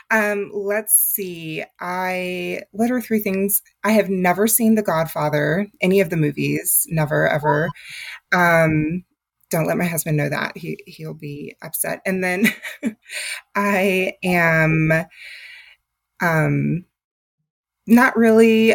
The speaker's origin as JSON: {"language": "English", "region": "Texas", "country": "United States", "tie": "born or raised there", "moved": "as an adult", "lives_now": "Atlanta, Georgia, United States", "said": "I'm originally from Texas"}